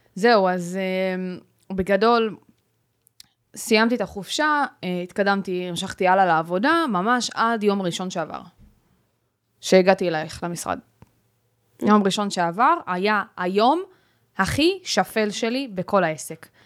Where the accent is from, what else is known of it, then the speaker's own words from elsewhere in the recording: Ashkelon, Southern District, Israel; אני מאשקלון